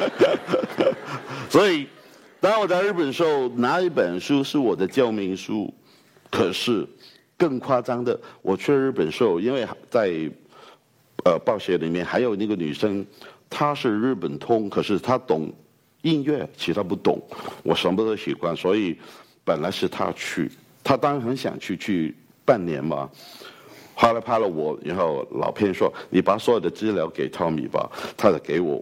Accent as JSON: {"language": "Chinese", "country": "Hong Kong", "accent": "Hong Kong-accented Mandarin", "second_language": "Chinese", "said": "我来自香港的"}